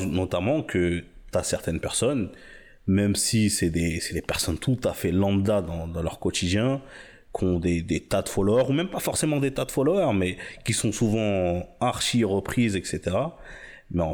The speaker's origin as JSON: {"language": "French", "country": "Senegal", "said": "moi, je suis sénégalais"}